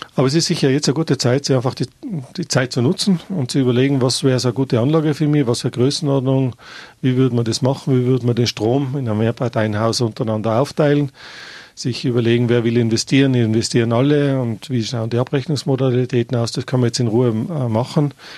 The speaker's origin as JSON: {"language": "German", "region": "Tyrol", "country": "Austria"}